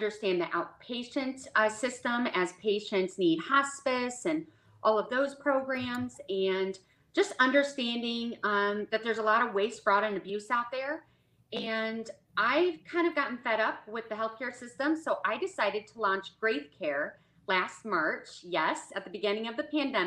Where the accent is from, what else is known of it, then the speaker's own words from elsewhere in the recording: Midwest, United States; moved away as an adult; now in Dallas, United States; I'm originally from the Midwest. Now I'm down in Dallas, Texas. We moved down 4 years ago